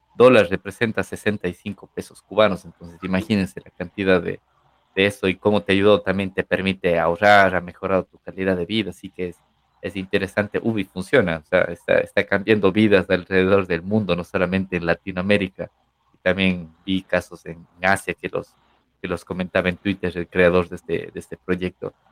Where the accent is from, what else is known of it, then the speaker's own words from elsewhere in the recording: Ecuador; Ecuador, de donde yo soy